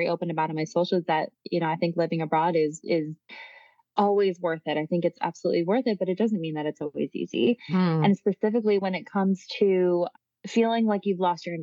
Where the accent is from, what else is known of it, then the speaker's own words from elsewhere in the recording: Michigan, United States; moved away as an adult; also born or lived in New York; now in Italy; I'm from Michigan. And then I went to school in New York